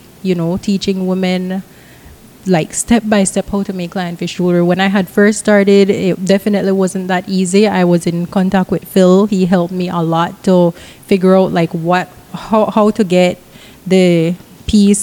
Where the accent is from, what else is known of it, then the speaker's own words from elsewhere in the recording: Belize; born and raised in Belize. I've lived all over Belize.